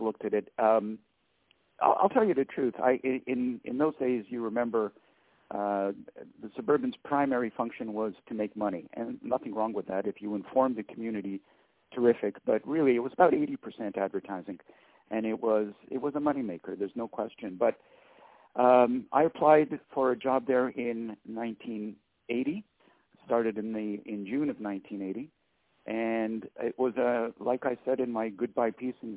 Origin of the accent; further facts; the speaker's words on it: Laval, Quebec, Canada; also born or lived in Outremont, Montreal; Chamonix was a great place to grow up. I was 6 years old when we moved to Chamonix